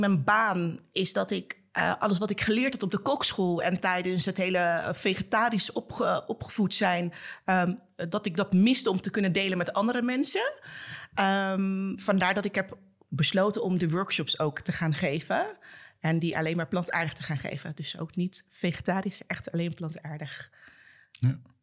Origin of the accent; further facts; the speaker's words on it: Suriname; zelfs als Surinaamse